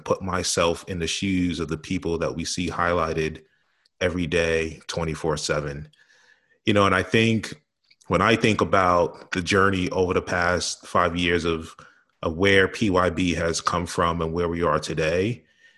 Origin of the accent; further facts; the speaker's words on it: New York City, New York, United States; growing up in New York City